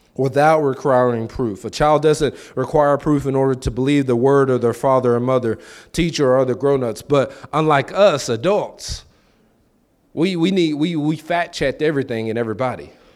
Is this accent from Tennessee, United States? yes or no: yes; Lexington, Tennessee, United States; moved away; I'm from Lexington.